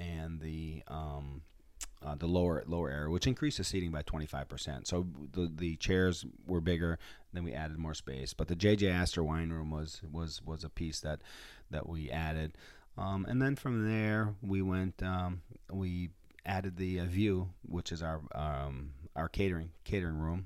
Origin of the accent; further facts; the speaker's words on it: Copper City, Michigan, United States; I, uh, was born and raised in, um, in Copper City, Michigan